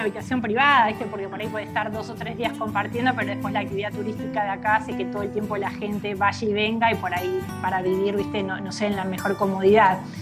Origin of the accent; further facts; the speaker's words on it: Buenos Aires, Argentina; moved away as an adult; also born or lived in Rosario / Bariloche; now in San Carlos de Bariloche, Argentina; Yo en realidad soy nacida en Rosario, nací en Rosario, viví mis primeros dos años allí con mis papás y de ahí nos fuimos nuevamente a Buenos Aires